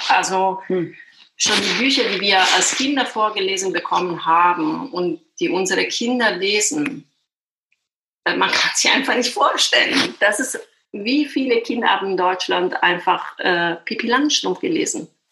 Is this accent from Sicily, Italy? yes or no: yes; Sicily, Italy; German is a second language; moved away as an adult; also born or lived in Düsseldorf, Germany; now in Berlin, Germany; ich komme aus Sizilien